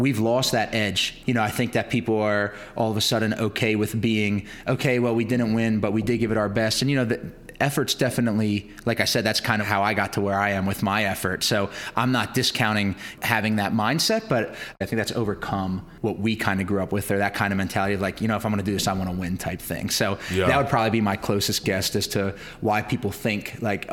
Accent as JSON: {"language": "English", "town": "Harrisburg", "region": "Pennsylvania", "country": "United States", "also_born_or_lived": "Reading, Pennsylvania", "said": "I'm from Harrisburg, PA, which is the capital"}